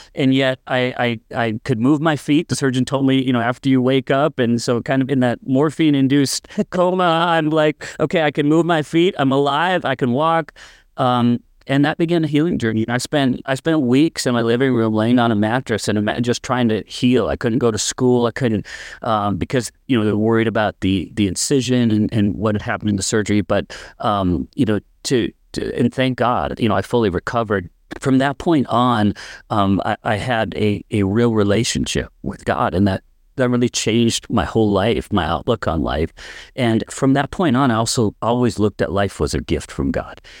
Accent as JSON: {"language": "English", "region": "North Dakota", "country": "United States", "tie": "born or raised there", "said": "I'm actually from North Dakota and grew up in this area"}